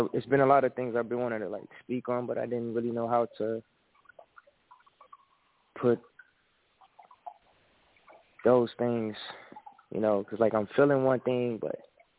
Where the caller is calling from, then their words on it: Houston, Texas, United States; I'm calling from Houston, Texas.